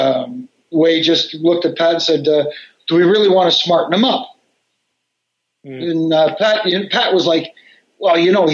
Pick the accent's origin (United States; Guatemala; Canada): Canada; Toronto, Ontario; here in Toronto